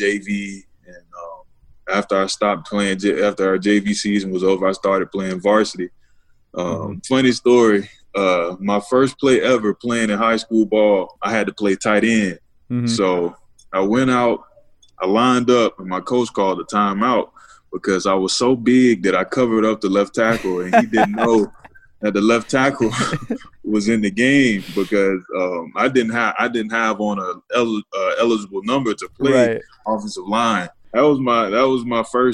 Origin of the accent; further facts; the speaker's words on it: Fort Pierce, Florida, United States; I'm originally from Fort Pierce, Florida.